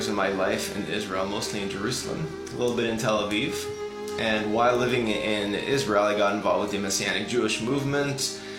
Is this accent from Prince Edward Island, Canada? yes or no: no; Ottawa, Ontario, Canada; also born or lived in Switzerland / Senegal; I was born in Ottawa, Canada, grew up there, but traveled quite a bit.